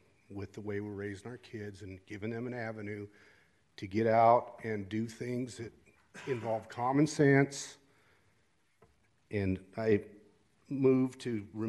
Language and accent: English; Las Vegas, Nevada, United States; I was born and raised in Las Vegas, went to El Dorado High School.